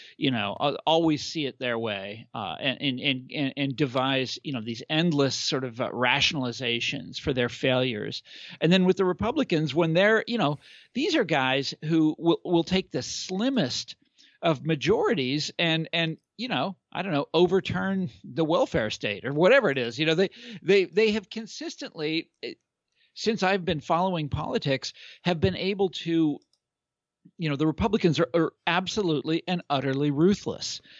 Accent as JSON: {"language": "English", "region": "Kansas", "country": "United States", "said": "I'm from Kansas"}